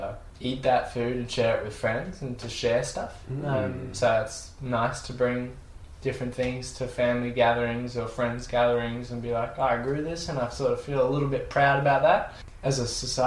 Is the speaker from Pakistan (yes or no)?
no; Australia; we're also Australian